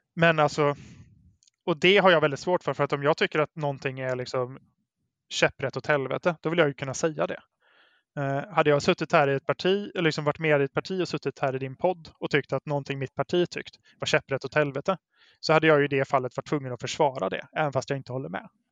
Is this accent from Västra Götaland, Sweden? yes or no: yes; Brålanda, Västra Götaland, Sweden; now in Gothenburg, Sweden; i Brålanda där jag växte upp